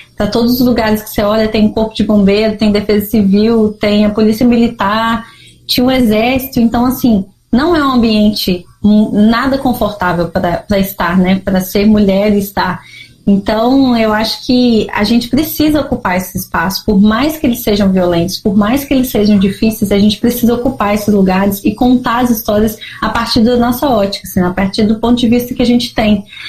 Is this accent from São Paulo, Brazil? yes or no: no; Minas Gerais, Brazil; eu ainda não entendia como mineira, assim, né? O que, que é ser mineira? Ah, vim de uma terra de montanhas, de cafezinho, de pessoas acolhedoras